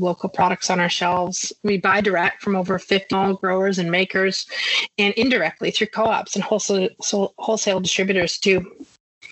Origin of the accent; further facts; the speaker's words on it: Salt Spring Island, British Columbia, Canada; moved away as an adult; also born or lived in Vancouver, Canada; now in Toronto, Canada; My family actually ran a natural food and fresh produce market when I was growing up on Salt Spring Island